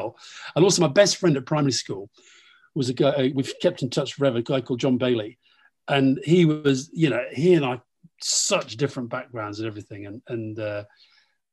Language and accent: English; Keighley, Yorkshire and the Humber, United Kingdom; Keighley, where I was born. I wasn't from a very political background. My parents weren't that political. They were interested in politics, but they weren't political activists. But growing up in Keighley